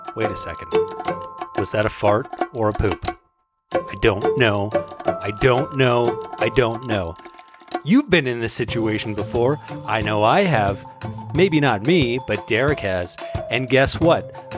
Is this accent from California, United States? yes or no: yes; San Diego, California, United States; moved away; I grew up in San Diego